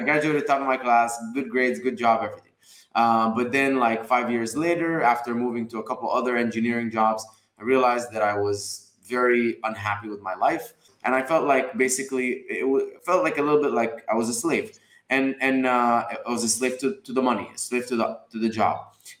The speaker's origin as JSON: {"language": "English", "region": "Dubai", "country": "United Arab Emirates", "tie": "born or raised there", "also_born_or_lived": "Egypt", "moved": "yes", "lives_now": "United States", "said": "So I was born in Egypt, raised in Dubai. I came to America in 2011"}